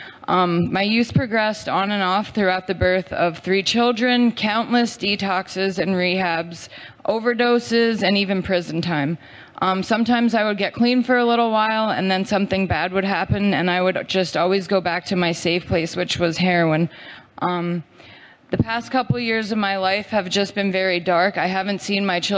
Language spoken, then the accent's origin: English; Pennsylvania, United States; I'm 36 years old, and I'm from Pennsylvania.